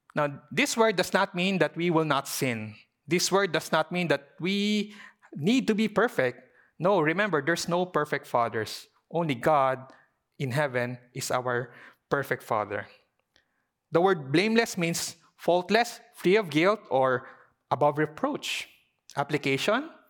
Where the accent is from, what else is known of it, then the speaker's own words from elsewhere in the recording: Philippines; as a Filipino Chinese community